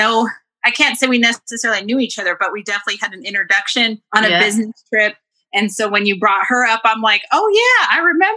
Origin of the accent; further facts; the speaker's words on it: Denver, Colorado, United States; I am born and raised in Denver, Colorado